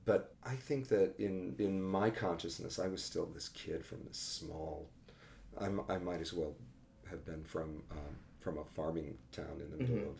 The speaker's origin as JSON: {"language": "English", "town": "San Diego", "region": "California", "country": "United States", "tie": "born or raised there", "moved": "as an adult", "lives_now": "New York, United States", "said": "I grew up in San Diego, but I was essentially a small town boy."}